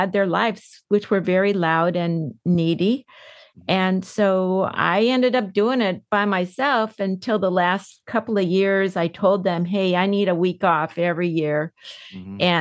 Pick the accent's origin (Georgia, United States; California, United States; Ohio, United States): California, United States; San Diego; I was born in San Diego. I had five siblings. We grew up.